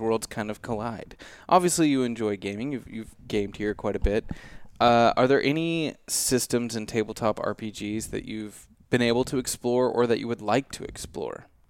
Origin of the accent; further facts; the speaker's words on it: Midwest, United States; growing up in the Midwest